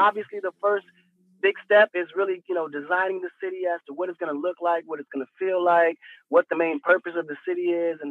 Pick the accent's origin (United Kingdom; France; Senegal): Senegal; Saint-Louis; moved away; I was born in St. Louis, Missouri, and raised in Senegal.